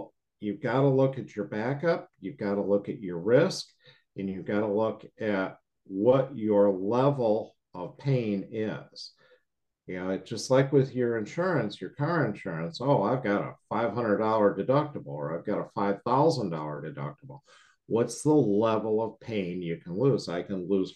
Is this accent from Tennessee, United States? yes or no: no; Chicago, Illinois, United States; moved away; I'm from the Midwest